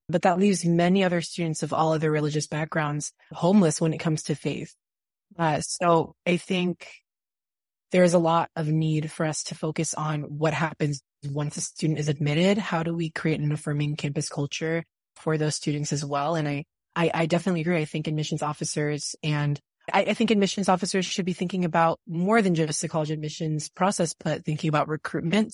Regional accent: Texas, United States; where we come from Texas

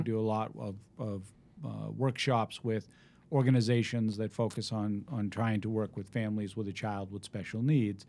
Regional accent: Needham, Massachusetts, United States; now in Westwood, United States; I grew up in Needham.

